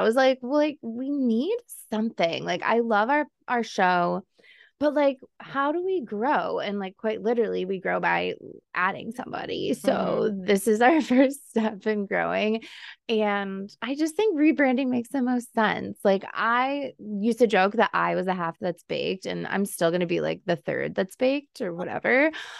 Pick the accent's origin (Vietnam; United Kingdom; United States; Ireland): United States; Buffalo, New York; we are from Buffalo, so we thought saucy, our wings.